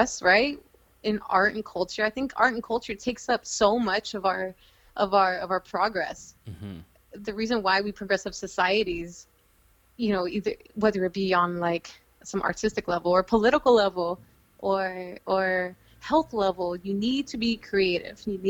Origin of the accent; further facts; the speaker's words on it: Houston, Texas, United States; now in New York City, United States; I'm from Houston